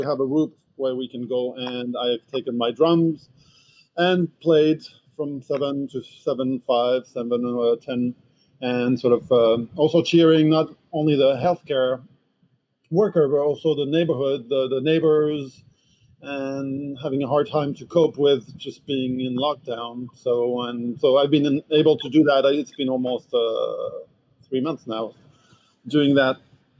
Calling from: Manhattan, New York, United States; Well, I am in the northern tip of Manhattan, so it's called Inwood, north of Washington Heights, for those who are familiar with the city.

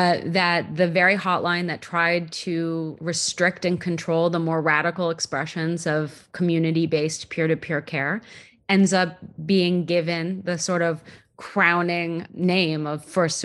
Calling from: Bay Area, California, United States; I'm calling from the Bay Area.

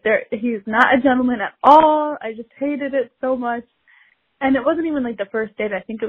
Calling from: Chicago, Illinois, United States; I'm from Chicago.

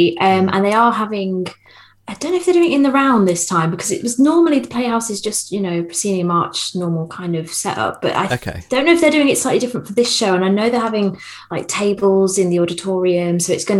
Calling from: Watford, East of England, United Kingdom; I'm live from Watford, so that's very...

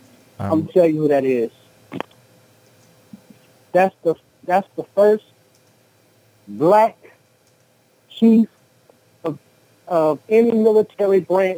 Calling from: San Antonio, Texas, United States; Enemy Nation, San Antonio.

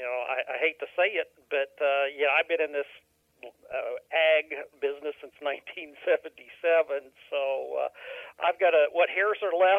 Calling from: Jacksonville, Illinois, United States; Calling from Jacksonville, Illinois.

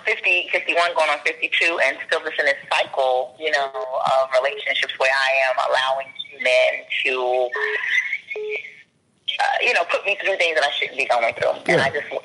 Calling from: Maryland, United States

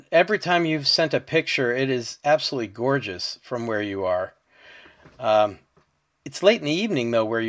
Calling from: Marlborough, Connecticut, United States; I'm podcasting from Marlborough, Connecticut

